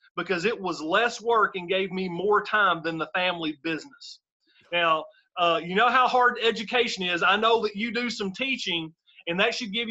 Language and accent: English; Benton, Kentucky, United States; I grew up in rural Western Kentucky. My hometown is called Benton, Kentucky